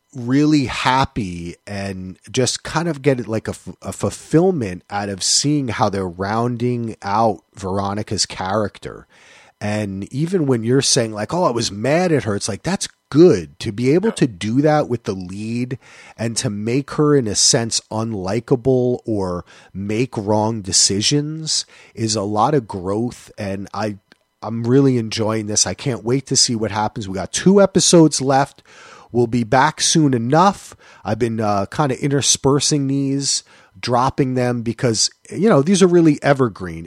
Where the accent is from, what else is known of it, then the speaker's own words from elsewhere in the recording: New Jersey, United States; I am from New Jersey